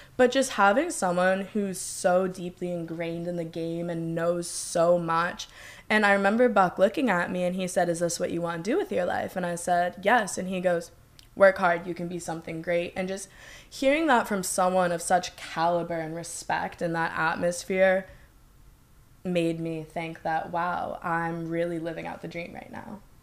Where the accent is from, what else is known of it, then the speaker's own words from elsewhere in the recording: Boston, Massachusetts, United States; moved away as an adult; also born or lived in Clemson, South Carolina; I'm from Massachusetts